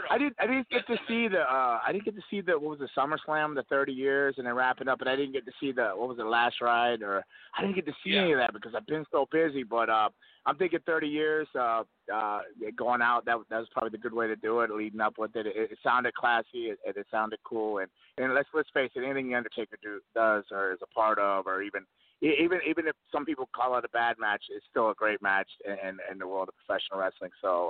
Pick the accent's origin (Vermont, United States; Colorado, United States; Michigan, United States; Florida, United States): Florida, United States; South; also born or lived in California; I'm from South Florida originally